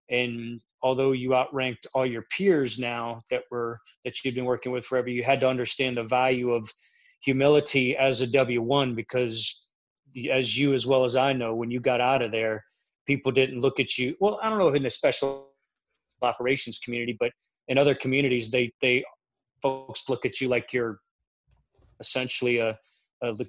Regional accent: Florida, United States; accent: Midwestern; also born or lived in Kansas; I grew up in Central Florida, but I spent the majority of my life traveling around the United States. I did spend the majority of the beginning of my career in Kansas, so I might have that Midwestern, Southern Midwestern accent as they have it

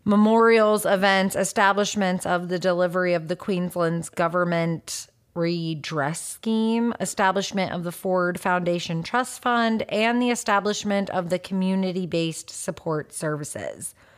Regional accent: United States; I grew up, me personally, I grew up in America

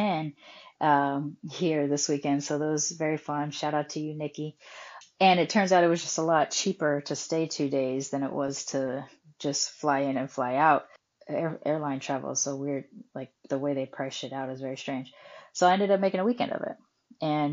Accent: California, United States; moved away; I'm also from California

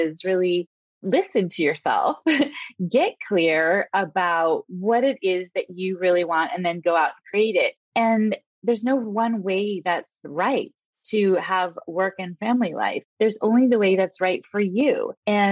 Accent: West Coast, United States; moved away as an adult; also born or lived in Italy / California; I grew up on the West Coast

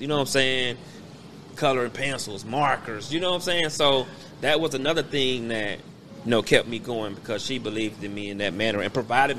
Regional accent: Kansas City, Missouri, United States; I was raised in the hood. You know what I'm saying? We moved, we live over on 3412 Wabash.

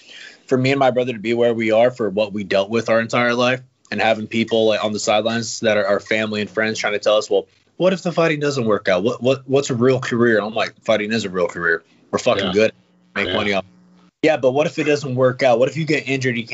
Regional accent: Humble, Texas, United States; born and raised

